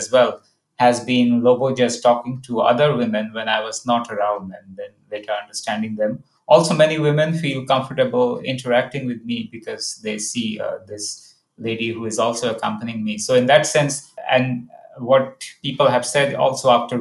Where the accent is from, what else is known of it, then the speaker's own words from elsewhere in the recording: India; myself being Indian